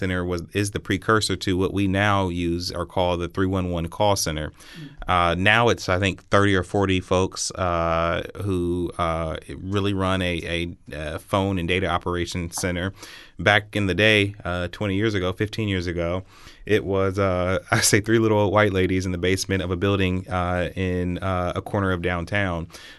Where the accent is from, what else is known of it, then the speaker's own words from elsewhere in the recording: Columbus, Ohio, United States; Well, I was born and raised here in Columbus, Ohio. I went to Columbus City Schools.